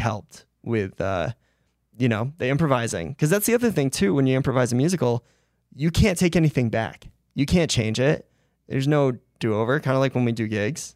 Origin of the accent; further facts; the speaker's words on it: Rhode Island, United States; I grew up in Rhode Island